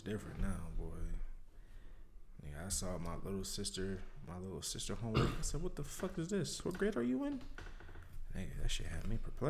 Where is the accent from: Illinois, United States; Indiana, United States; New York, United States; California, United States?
New York, United States; Because I know when I came from New York, the North is further ahead than the South as far as like school curriculum.